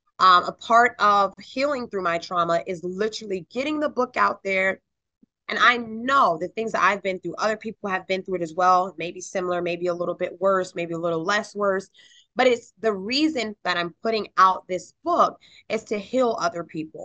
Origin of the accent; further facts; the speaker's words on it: North Carolina, United States; also born or lived in Albany, New York; I actually went to middle school, high school, and college in North Carolina